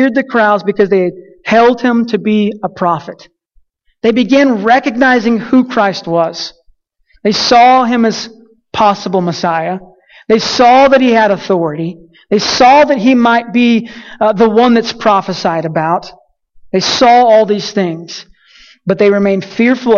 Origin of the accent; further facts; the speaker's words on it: Colorado City, Texas, United States; moved away as an adult; I grew up in a little small town named Colorado City